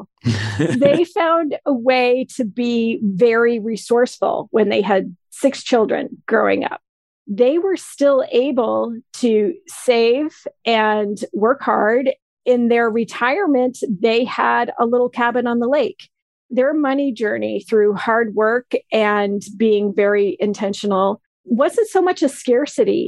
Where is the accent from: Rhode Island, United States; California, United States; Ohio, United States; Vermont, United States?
Vermont, United States; also born or lived in Maine; I grew up in a town that's in Vermont, but on the border of New Hampshire, and I have a second hometown in Maine